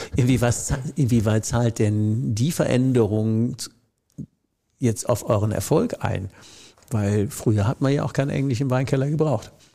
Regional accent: Rhineland-Palatinate, Germany; Ich komme ja aus der Südpfalz

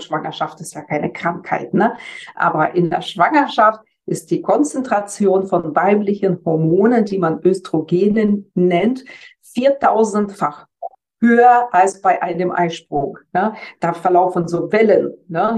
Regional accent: Germany; bei uns in Deutschland

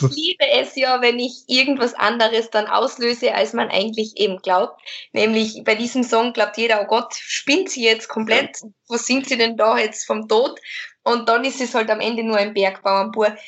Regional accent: Lesachtal, Carinthia, Austria; in Kärnten, da wo ich herkomme, das Bundesland

